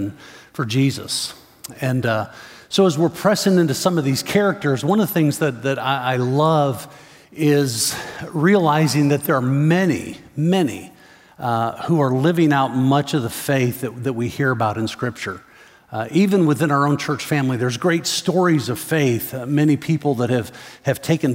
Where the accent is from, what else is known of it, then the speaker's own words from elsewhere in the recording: Chicago, Illinois, United States; I grew up in the Chicago area.